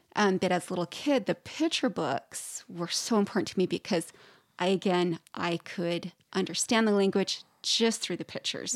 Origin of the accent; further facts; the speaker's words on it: Idaho, United States; I'm originally from Idaho